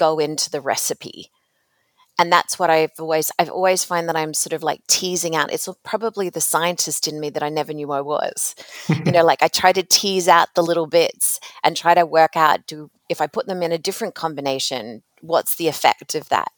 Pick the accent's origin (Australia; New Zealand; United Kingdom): Australia; moved away as an adult; also born or lived in North America; I grew up in another country. So most of my impactful working career has been in North America, but I'm originally from Australia